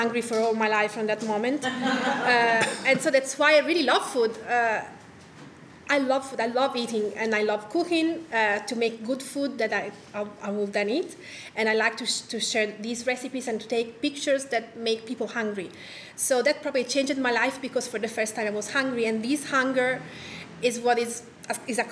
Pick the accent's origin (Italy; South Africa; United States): Italy; Tuscany; I was born in Tuscany in the house where my grandmother was born and my father was born. So I didn't travel a lot.